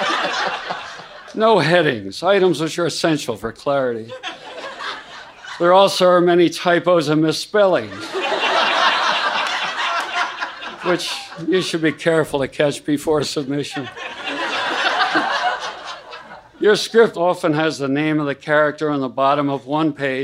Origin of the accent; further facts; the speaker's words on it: Philadelphia, Pennsylvania, United States; moved away; I grew up in Philadelphia